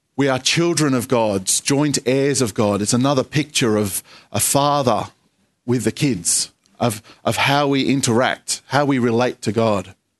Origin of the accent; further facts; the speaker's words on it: Australia; I think I'm an Australian citizen